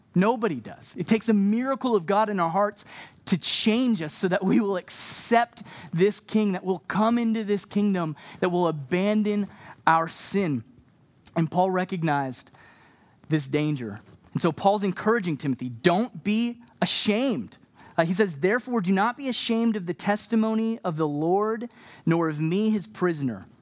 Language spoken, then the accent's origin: English; Texas, United States; also born or lived in Canada; now in Montreal, Canada; I'm from Canada, but I grew up down in Texas